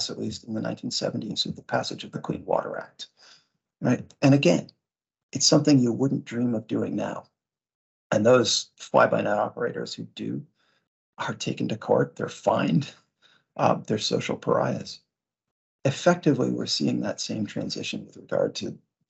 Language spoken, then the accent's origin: English; Vermont, United States; I grew up in Vermont